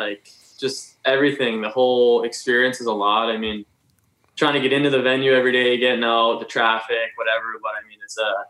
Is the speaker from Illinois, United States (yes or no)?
no; Boston, Massachusetts, United States; we grew up in the Boston area watching college hockey